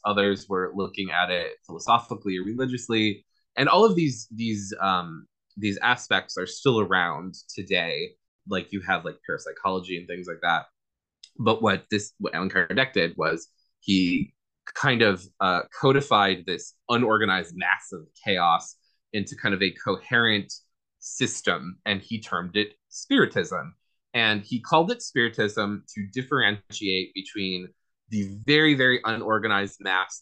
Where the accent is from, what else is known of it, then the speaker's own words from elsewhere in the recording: Rochester, New York, United States; moved away; also born or lived in Southern California; I was born here in Rochester, moved to Southern California, and then I moved back here probably like 10 years ago